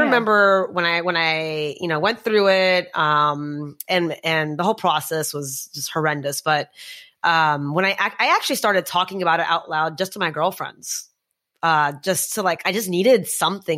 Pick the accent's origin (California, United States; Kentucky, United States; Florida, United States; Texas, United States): Texas, United States; also born or lived in New York area; now in New York, United States; I grew up in Texas